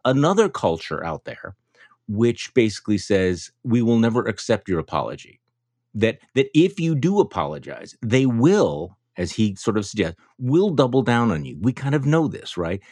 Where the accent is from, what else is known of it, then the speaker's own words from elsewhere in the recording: Wisconsin, United States; My home state